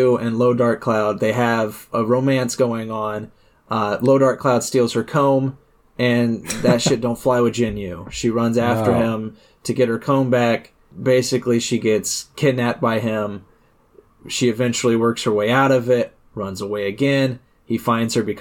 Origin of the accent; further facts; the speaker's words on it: United States; as an American